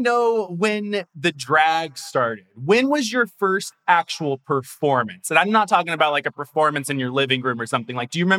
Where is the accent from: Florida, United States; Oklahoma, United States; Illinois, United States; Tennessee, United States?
Tennessee, United States; moved away as an adult; also born or lived in Atlanta, Georgia; You know, like, I grew up in Tennessee